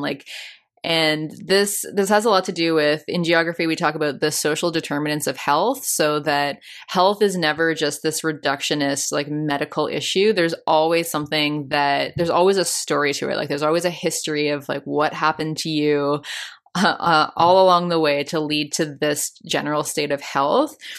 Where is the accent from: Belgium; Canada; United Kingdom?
Canada; I'm from Canada